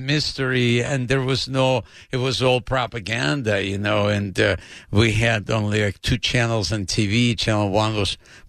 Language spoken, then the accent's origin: English; Odesa, Odesa Oblast, Ukraine; English is a second language; moved away as an adult; also born or lived in Los Angeles; now in United States; I grew up in Odessa, which is part of Ukraine, and they considered it the capital of humor in the Soviet Union.